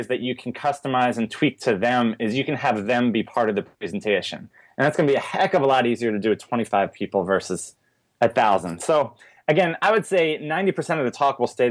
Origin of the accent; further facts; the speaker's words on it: East Coast, United States; accent: strong A; also born or lived in Richmond, Virginia; now in Portland, United States; I'm from the East Coast originally, and I've never dropped the, like, the strong